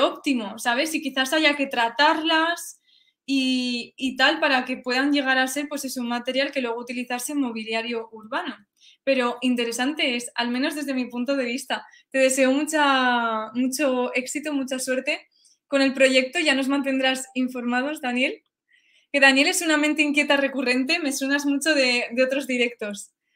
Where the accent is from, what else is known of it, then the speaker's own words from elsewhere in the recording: Spain; also born or lived in Sweden; siendo española